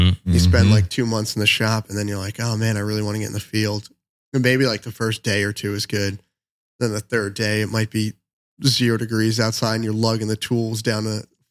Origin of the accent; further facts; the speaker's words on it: Ridgewood, New Jersey, United States; I'm from Ridgewood, New Jersey, Bergen County, about 15 minutes from the GW Bridge